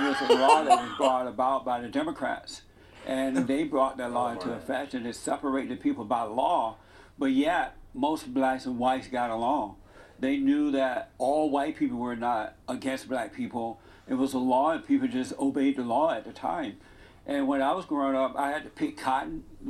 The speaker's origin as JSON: {"language": "English", "region": "Alabama", "country": "United States", "tie": "born or raised there", "said": "I grew up in Alabama. I grew up under the Jim Crow laws. I went to an all-black school."}